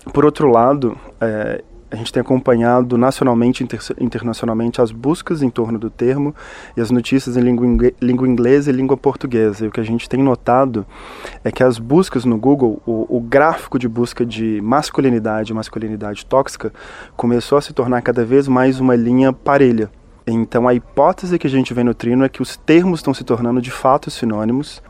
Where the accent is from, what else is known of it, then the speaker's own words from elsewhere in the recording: Minas Gerais, Brazil; sou mineiro, como meu conterrâneo Ismael